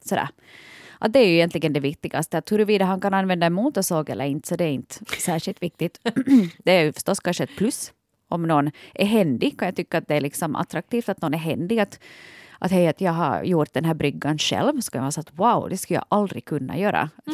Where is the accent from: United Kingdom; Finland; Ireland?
Finland; Vaasa, Ostrobothnia; jag är ju hemma från Vasa